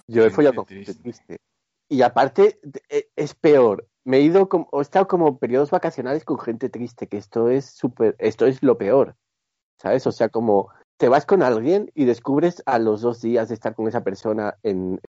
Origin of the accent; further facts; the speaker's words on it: Gijón, Asturias, Spain; Yo soy de Gijón